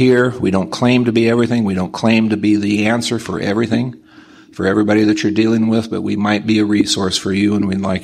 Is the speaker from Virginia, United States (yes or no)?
no; Nebraska, United States; I'm from Nebraska